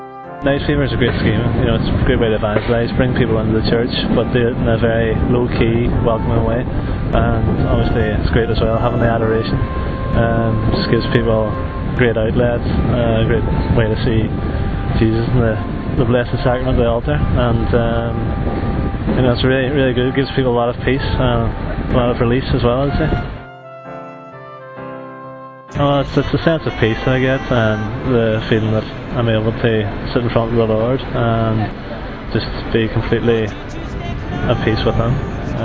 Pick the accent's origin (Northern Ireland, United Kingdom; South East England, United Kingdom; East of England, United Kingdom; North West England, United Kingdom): Northern Ireland, United Kingdom; Derry; I'm from Derry originally, just on the border of the Republic, northwest. I'm 27, I think.